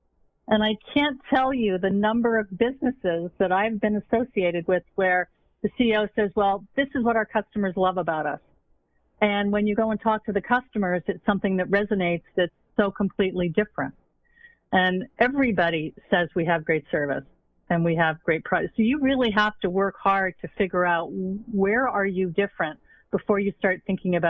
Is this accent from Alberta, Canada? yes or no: no; Montreal, Quebec, Canada; I grew up in Montreal.